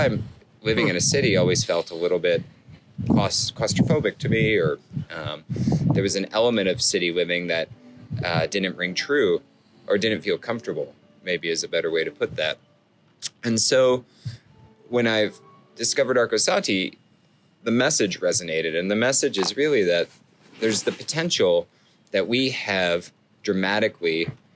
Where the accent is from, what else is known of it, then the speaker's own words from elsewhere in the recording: Joshua Tree, California, United States; now in Prescott, United States; Born and raised in Joshua Tree, California